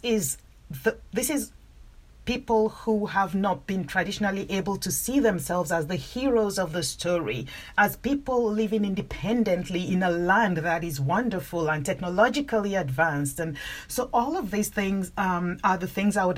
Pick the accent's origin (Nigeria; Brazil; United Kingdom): Nigeria; I grew up in Nigeria. I'm Nigerian